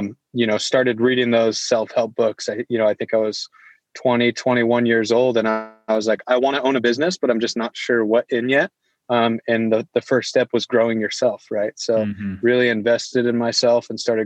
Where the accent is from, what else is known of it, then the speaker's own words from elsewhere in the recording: Iowa, United States; also born or lived in Springfield, Missouri; I grew up in Iowa. I was the oldest of five kids